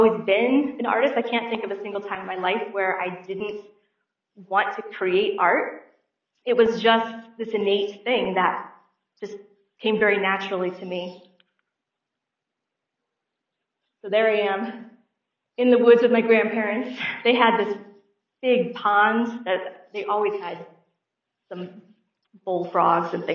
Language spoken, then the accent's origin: English; St. Louis, Missouri, United States; I was born and raised in St. Louis, Missouri